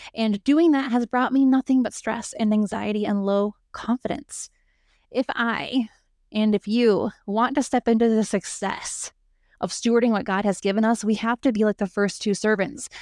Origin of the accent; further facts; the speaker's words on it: United States; we as American entrepreneurs